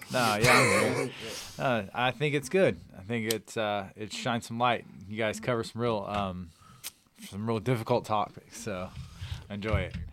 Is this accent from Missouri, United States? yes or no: yes; Elvins, Missouri, United States; So I'm born and raised in the Farmington area, uh, from Elvins, Missouri